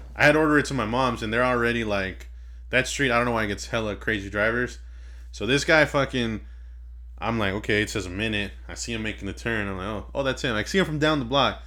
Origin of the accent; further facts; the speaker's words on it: Inglewood, California, United States; We hail from Inglewood, California